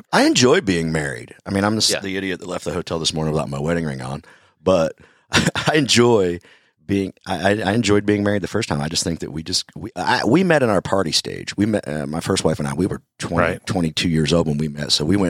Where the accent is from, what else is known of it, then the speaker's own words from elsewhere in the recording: North Carolina, United States; moved away; So I lived there for 2 years and then moved. Now I'm back in North Carolina. I'm originally from North Carolina